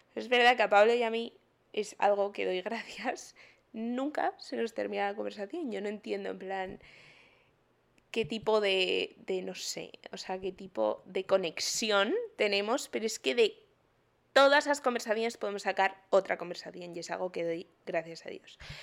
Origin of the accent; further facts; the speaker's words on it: Madrid, Community of Madrid, Spain; moved away as an adult; now in Miami, United States; soy de Madrid, pero hace un año tuve la gran idea de venirme a otro continente a hacer un máster